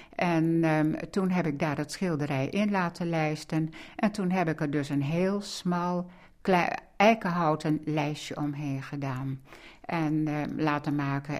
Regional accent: Zuidlaren, Drenthe, Netherlands; moved away; mijn jeugd in Zuid-Laren

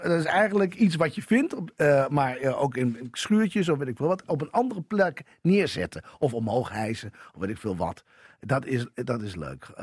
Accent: Assen, Drenthe, Netherlands; Ik kom uit Assen en dat was fantastisch.

